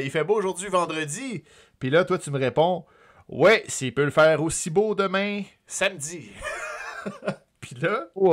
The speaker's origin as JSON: {"language": "French", "town": "Sorel-Tracy", "region": "Quebec", "country": "Canada", "tie": "born or raised there", "said": "Sorel, qui est ma ville natale"}